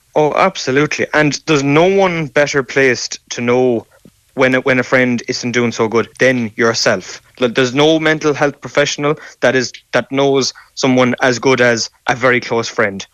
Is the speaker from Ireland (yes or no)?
yes; Ireland; As Irish men, we